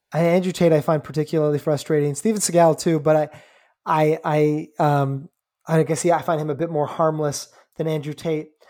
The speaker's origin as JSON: {"language": "English", "country": "Canada", "tie": "born or raised there", "said": "I'm Canadian"}